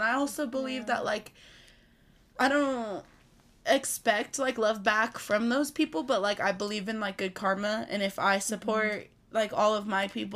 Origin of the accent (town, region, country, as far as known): Pueblo, Colorado, United States; also born or lived in Minnesota